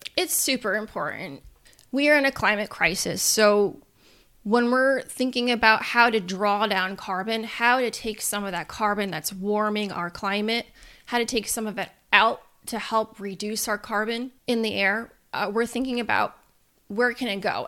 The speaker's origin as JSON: {"language": "English", "town": "Peekskill", "region": "New York", "country": "United States", "tie": "born or raised there", "also_born_or_lived": "Pleasantville, New York", "said": "I actually was born and raised in Westchester County"}